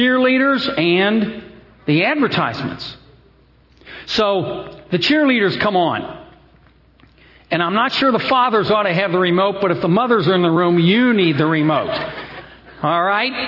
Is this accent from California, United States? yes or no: no; Cincinnati, Ohio, United States; I come from Cincinnati, the corporate headquarters, worldwide headquarters of Procter & Gamble